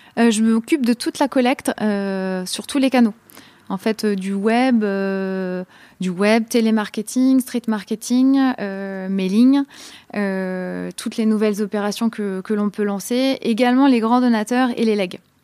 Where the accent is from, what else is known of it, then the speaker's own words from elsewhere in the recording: a small town near Tours, Centre-Val de Loire, France; moved away; je viens d'une petite ville à côté de la petite ville de Tours